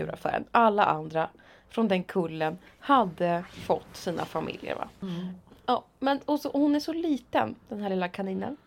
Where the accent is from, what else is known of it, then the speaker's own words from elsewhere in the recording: Motala, Östergötland, Sweden; moved away; Åkte hem till mamma där jag då sov eftersom jag var hemma i Motala